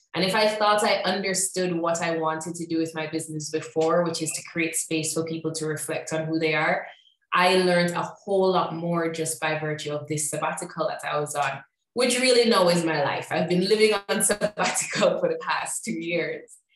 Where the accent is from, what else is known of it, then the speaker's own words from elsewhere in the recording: Jamaica; moved away as an adult; also born or lived in Chicago / Mexico; I'm from Jamaica originally.